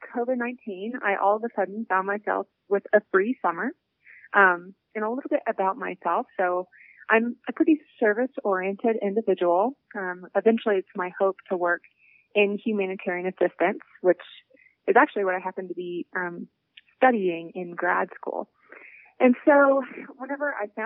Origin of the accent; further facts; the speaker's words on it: Appalachia, United States; I grew up in Appalachia, so more outdoors than indoors